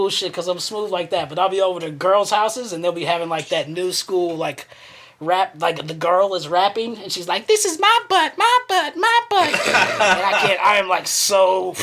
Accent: Asheville, North Carolina, United States; also born or lived in Spartanburg, South Carolina; now in Gastonia, United States; I'm from Asheville. I grew up in there

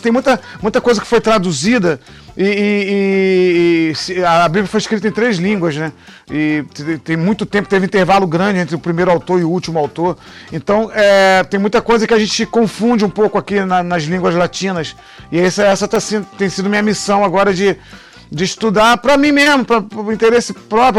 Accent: Niterói, Rio de Janeiro, Brazil; lá na Boa Viagem, um bairro que eu, que eu cresci ali em Niterói

